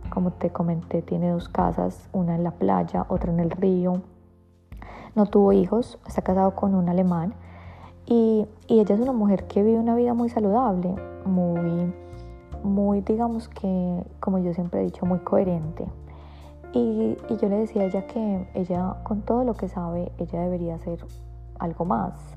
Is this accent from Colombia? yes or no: yes; Colombia; moved away; vengo de Colombia